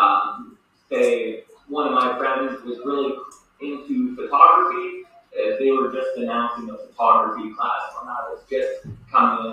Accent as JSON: {"language": "English", "town": "Lloydminster", "region": "Alberta", "country": "Canada", "tie": "born or raised there", "also_born_or_lived": "Medicine Hat", "said": "I was born and raised here in Lloydminster. However, in my high school days, I spent that time as well as college in Medicine Hat."}